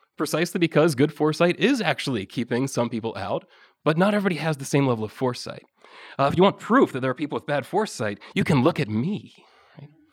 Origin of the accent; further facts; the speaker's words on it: Ohio, United States; I come from Ohio, we have a population of about ten million